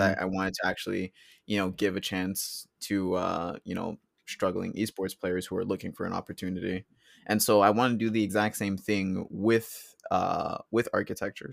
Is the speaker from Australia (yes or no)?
no; Charlottetown, Prince Edward Island, Canada; also born or lived in United States / Colombia; both my parents are Colombian. Um, I was born in the States, currently living in Canada